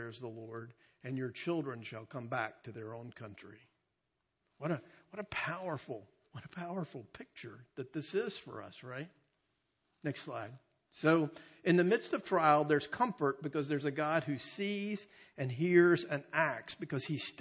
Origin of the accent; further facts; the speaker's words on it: North Carolina, United States; we're from North Carolina